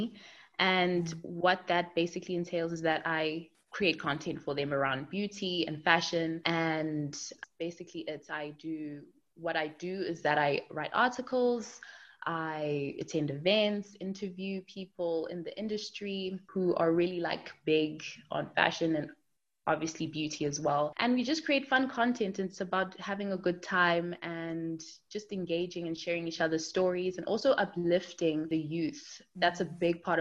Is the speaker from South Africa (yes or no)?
yes; Durban, KwaZulu-Natal, South Africa; moved away as an adult; now in Jersey; I am originally from Durban, but now I'm living in Jersey